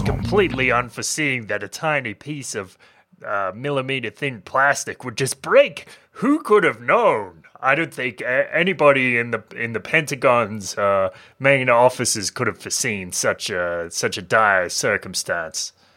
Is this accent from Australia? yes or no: yes; Australia; born or raised there